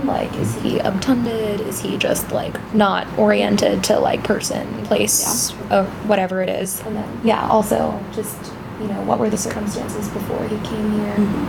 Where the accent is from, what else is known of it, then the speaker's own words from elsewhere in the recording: New Jersey, United States; moved away as an adult; also born or lived in Boston; now in Chicago, United States; I'm also a third year medical student. I'm from New Jersey. I went to college in Boston, and now I'm here in Chicago.